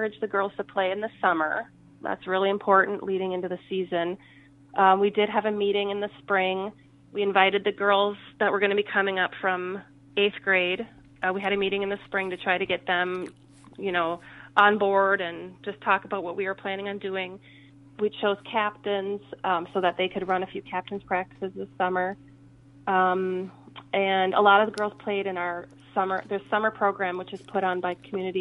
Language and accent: English; Faribault, Minnesota, United States; I played in high school. I'm from Faribault